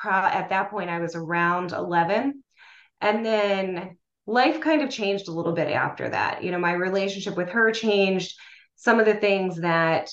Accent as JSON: {"language": "English", "town": "Lancaster", "region": "Pennsylvania", "country": "United States", "tie": "born or raised there", "said": "I grew up in Lancaster, Pennsylvania, and in Lancaster, where I grew up"}